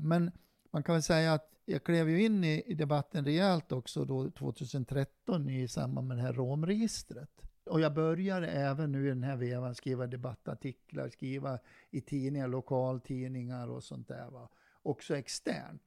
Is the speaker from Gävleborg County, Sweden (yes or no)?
no; Dalarna County, Sweden; accent: Dalarna dialect; moved away as an adult; also born or lived in Stockholm / Varberg; now in Örebro, Sweden; Jag kommer ju från Dalarna och det är väl ingen som tvekar på det. De hör väl min dialekt